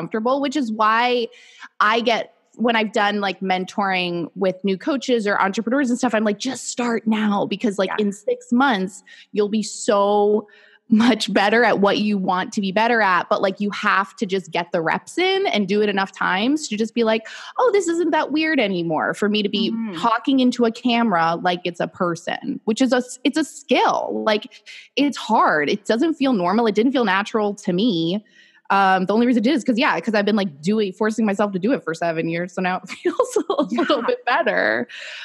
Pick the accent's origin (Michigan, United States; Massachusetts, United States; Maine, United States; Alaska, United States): Massachusetts, United States; Boston; moved away as an adult; also born or lived in New York City; I'm from Boston originally, but I went to school in New York and then I lived there for, 5 years after